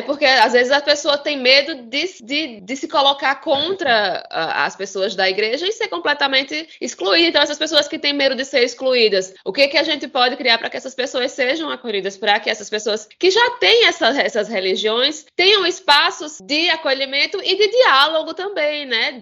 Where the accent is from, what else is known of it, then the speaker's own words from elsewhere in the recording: Campina Grande, Paraíba, Brazil; aqui da minha terra. É, na cidade de Campina Grande, terra de, de Juliette, maior São João do mundo